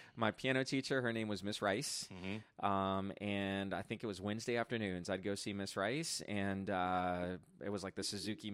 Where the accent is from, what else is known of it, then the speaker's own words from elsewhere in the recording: Bogotá, Colombia; born there; Okay, so I was born in Bogota, Colombia, so